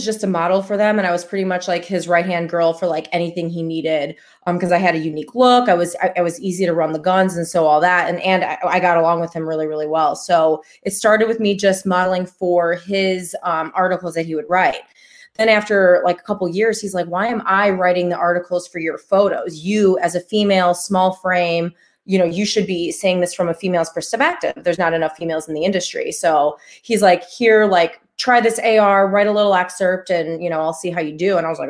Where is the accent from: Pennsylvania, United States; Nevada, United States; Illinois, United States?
Illinois, United States; Chicago; I'm from Chicago. They're not really allowed where I'm from. I've never held one in my life